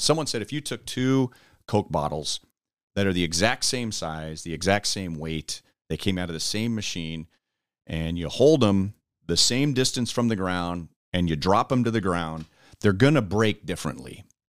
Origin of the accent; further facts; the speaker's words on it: Los Angeles, California, United States; moved away as an adult; now in Kansas City, United States; I grew up in Los Angeles and they were living in New Mexico